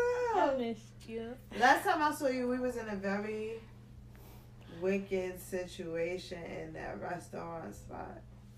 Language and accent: English; United States; I'm from America.